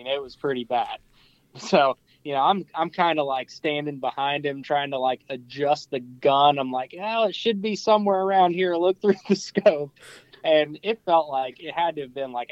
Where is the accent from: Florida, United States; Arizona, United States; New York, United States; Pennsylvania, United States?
Pennsylvania, United States; I'm from Pennsylvania